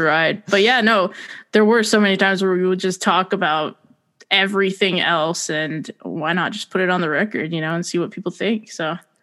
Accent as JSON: {"language": "English", "region": "New Jersey", "country": "United States", "said": "I'm from New Jersey"}